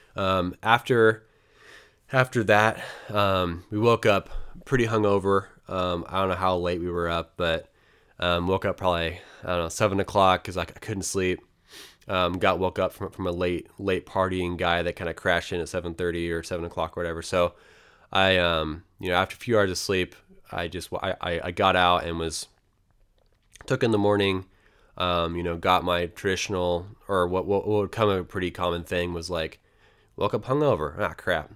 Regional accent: Portland, Oregon, United States; a West Coast American, basically from Portland, Oregon

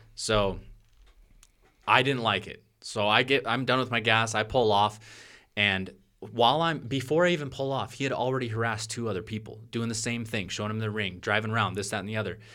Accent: Portland, Oregon, United States; I'm from Portland, Oregon

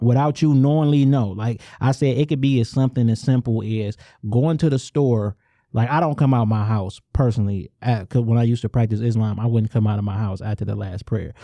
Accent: suburban Detroit, Michigan, United States; I'm from Angster, and on the outside looking in, one would call that a suburb

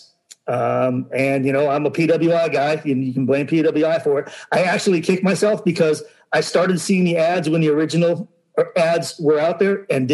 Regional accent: Los Angeles, California, United States; growing up in Los Angeles

